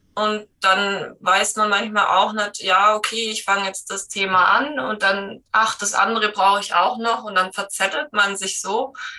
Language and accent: German; Black Forest, Baden-Württemberg, Germany; komme aus dem Schwarzwald